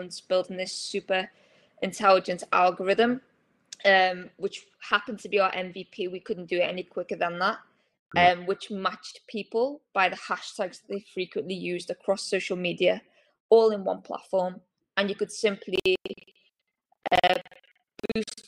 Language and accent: English; Liverpool, North West England, United Kingdom; I'm from Liverpool